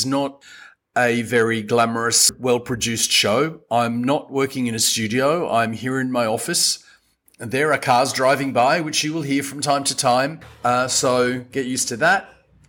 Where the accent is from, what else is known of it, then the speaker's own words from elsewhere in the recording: Australia; now in Madagascar; I am Australian and I've been in Madagascar for 25 years.